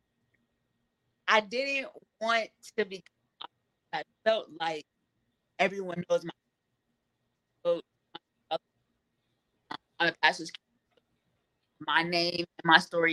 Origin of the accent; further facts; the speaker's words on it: California, United States; I'm from California and it's hot out here.